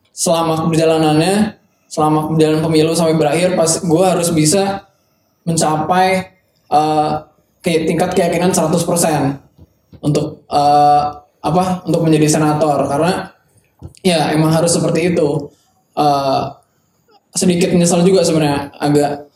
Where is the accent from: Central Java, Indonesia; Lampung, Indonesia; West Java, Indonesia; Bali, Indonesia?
West Java, Indonesia; Bandung; gue anak Bandung juga